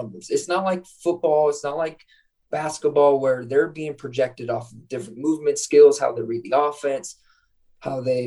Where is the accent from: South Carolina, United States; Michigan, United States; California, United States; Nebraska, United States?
Nebraska, United States; Scottsbluff; moved away; my hometown in Scottsbluff, Nebraska.